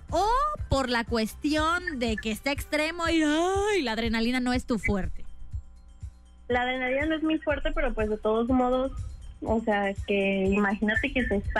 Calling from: Guadalajara, Jalisco, Mexico; De aquí de Guadalajara.

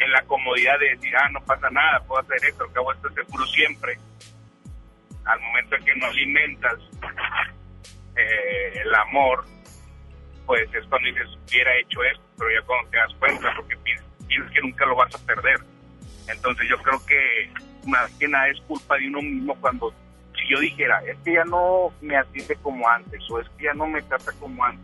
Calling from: Monterrey, Nuevo León, Mexico; Ah, de aquí en Monterrey, ando ahorita aquí por la Macroplaza.

